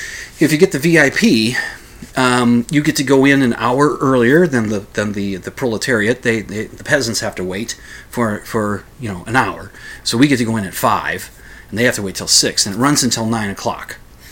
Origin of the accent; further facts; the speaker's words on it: Minnesota, United States; accent: Minnesota; But of course, I put on my Minnesota accent for them.